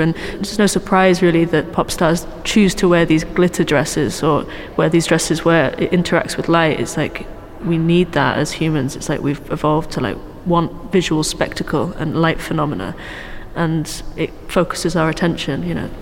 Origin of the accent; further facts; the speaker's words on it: South Wales, United Kingdom; moved away as an adult; also born or lived in London / Germany; now in Manchester, United Kingdom; I'm from London. My family's from London, um, but I grew up in South Wales.